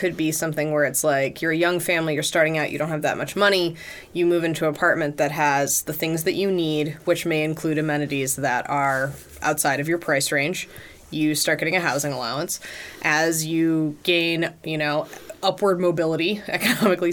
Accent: United States; as an American

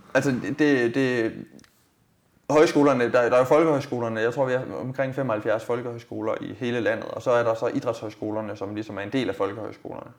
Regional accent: Denmark; jeg er egentlig født og opvokset i Rigskov

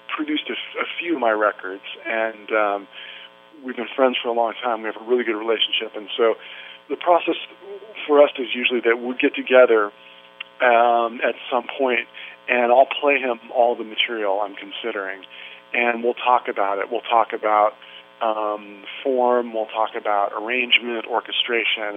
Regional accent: Santa Cruz, California, United States; moved away; I grew up in Santa Cruz, which is just about 45 minutes north of Monterey

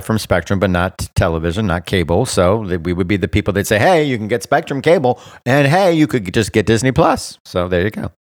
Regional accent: Bermuda; my home country of Bermuda

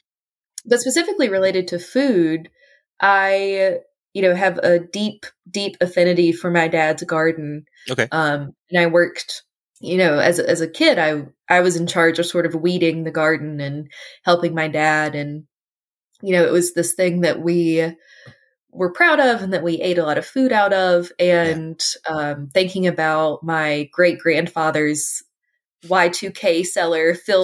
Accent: Southwestern Virginia, United States; moved away as an adult; I grew up in Southwestern Virginia, and I went to Virginia Tech for my undergrad

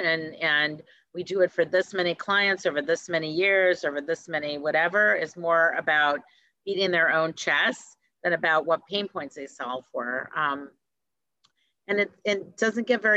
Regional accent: Detroit, Michigan, United States; I grew up in Detroit

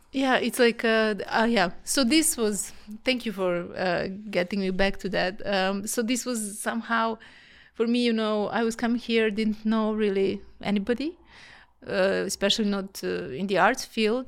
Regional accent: Belgrade, Serbia; moved away as an adult; now in Vienna, Austria; I'm from Serbia, from Belgrade

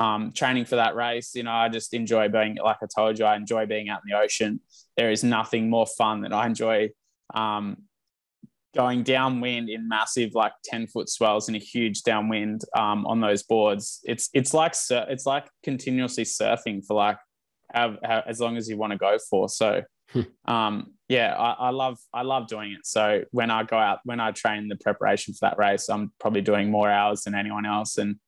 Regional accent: Tasmania, Australia; now in Gold Coast, Australia; Growing up in Tasmania, I remember watching the movie just with my little brother and my dad on the couch back home

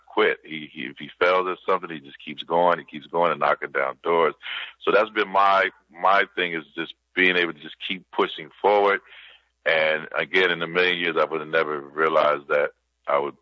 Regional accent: Kansas City, Missouri, United States; moved away as an adult; also born or lived in St. Louis, Missouri; I came from Kansas City. I'm born in St. Louis, so I claim both. So it was like St. Louis, Missouri, Kansas City, Missouri, but mainly raised in Kansas City.

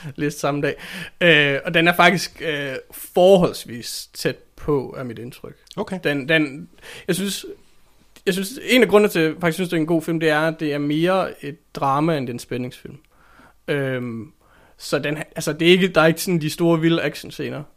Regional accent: Randers, Central Denmark Region, Denmark; Jeg er ikke opvokset i Skive. Jeg er opvokset i Randers

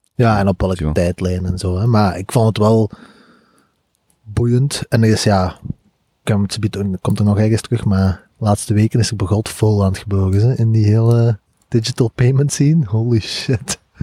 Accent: Belgium; als Belgen

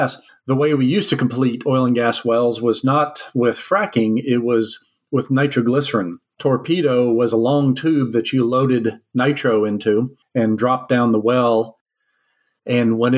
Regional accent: Alberta, Canada; also born or lived in Texas; I was born in Canada to parents who were from Texas.

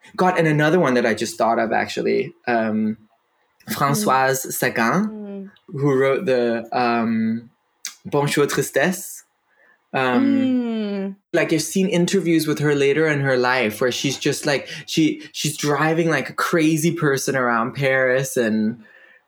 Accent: Denmark; first language Danish; English is a second language; Danish is my first language

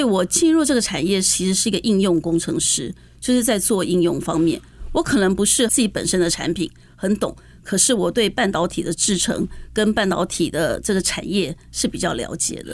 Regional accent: Taiwan; also born or lived in United States; 毕竟我还是一个在台湾长大的孩子

